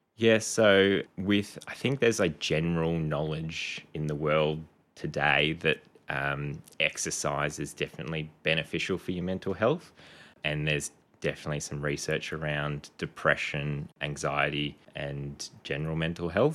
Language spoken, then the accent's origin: English; Canberra, Australian Capital Territory, Australia; moved away as an adult; also born or lived in Townsville; now in Gold Coast, Australia; I grew up mostly in Canberra. I was born in Townsville, um, and then when I was six, family moved down to Canberra.